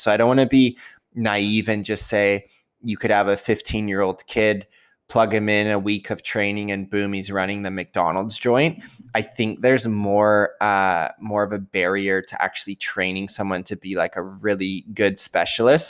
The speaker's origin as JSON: {"language": "English", "country": "Canada", "said": "I'm Canadian"}